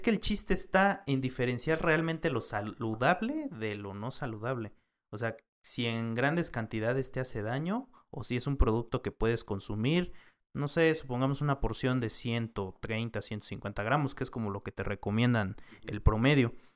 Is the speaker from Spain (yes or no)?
no; Mexico; como mexicanos o como país tenemos